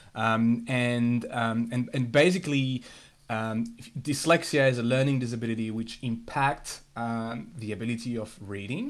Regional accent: France; moved away; so I grew up in France. Uh, um, I was born and, and bred in, in France

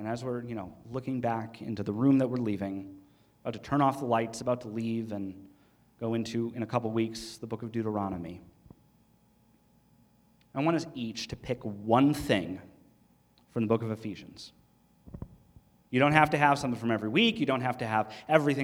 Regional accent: United States; we as American Christians, right, we're Western American Christians

